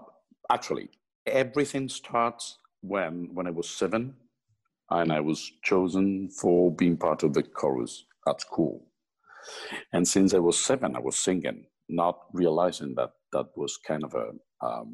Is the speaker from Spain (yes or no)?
yes; Málaga, Andalusia, Spain; I was growing up, I was singing in some of the choruses in Malaga, my hometown